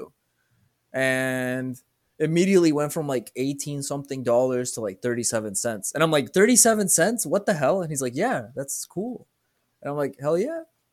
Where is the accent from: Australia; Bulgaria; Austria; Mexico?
Mexico; I'm Mexican.